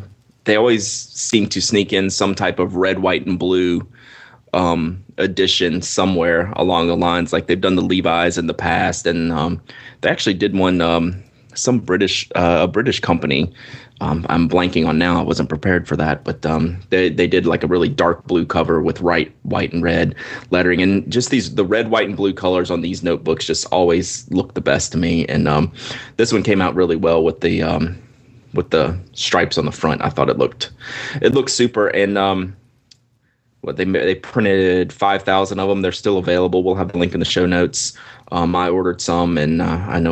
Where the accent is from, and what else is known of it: United States